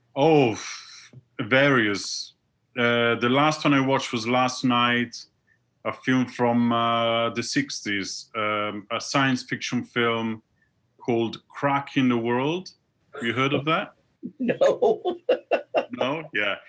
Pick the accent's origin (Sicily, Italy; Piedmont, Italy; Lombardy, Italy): Lombardy, Italy; Milan; moved away as an adult; now in London, United Kingdom; I was born in Milan.